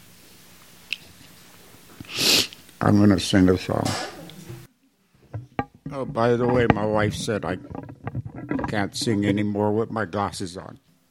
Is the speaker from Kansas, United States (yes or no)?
no; Hawaii, United States; now in Las Vegas, United States; We are special people because we're from Hawaii. Only we know. We have the aloha.